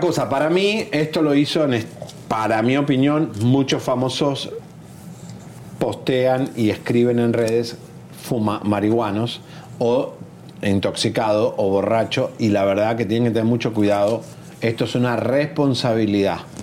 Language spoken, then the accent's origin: Spanish; Argentina; a mí como argentino